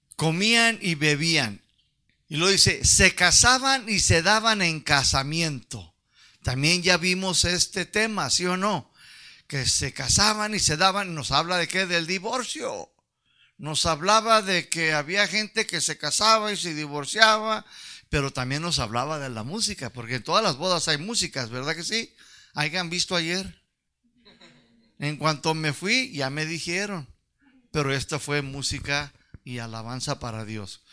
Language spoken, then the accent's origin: Spanish; United States; accent: pocho; Mi español no lo domina las palabras largas soy un pocho, un chicano